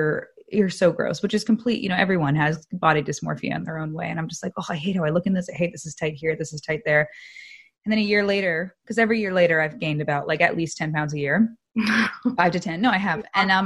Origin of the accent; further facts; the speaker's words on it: New Jersey, United States; I was like fresh from New Jersey.